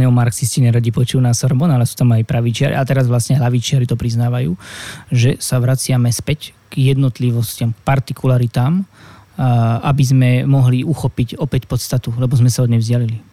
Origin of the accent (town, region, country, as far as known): Slovakia; moved away as an adult; also born or lived in Paris, France